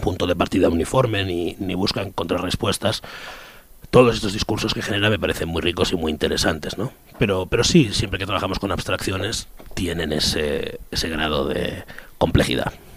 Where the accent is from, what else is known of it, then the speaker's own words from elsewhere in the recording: Spain; yo soy español